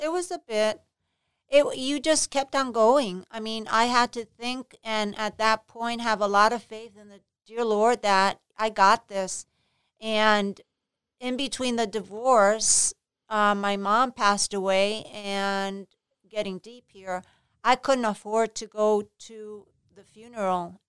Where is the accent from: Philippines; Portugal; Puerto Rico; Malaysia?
Puerto Rico; moved away as an adult; also born or lived in New York City, United States; now in Florida, United States; I was born in New York City, but I was raised in Puerto Rico, so I went to a private high school, private college in Puerto Rico